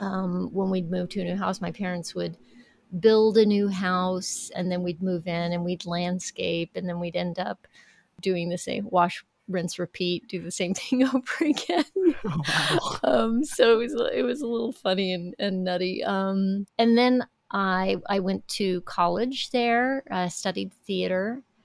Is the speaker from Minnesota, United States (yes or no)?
no; El Paso, Texas, United States; now in Norwalk, United States; I'm originally from El Paso, Texas, where it is indeed over 100 degrees